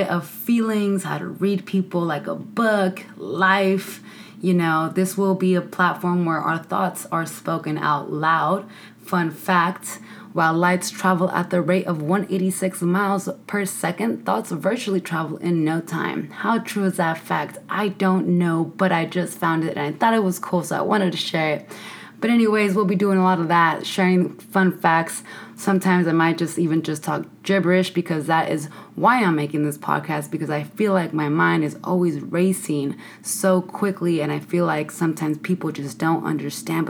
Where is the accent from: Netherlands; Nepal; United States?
United States; San Francisco, California; moved away as an adult; I come from San Francisco, the Mission District, 415 all the way, born and raised in the city.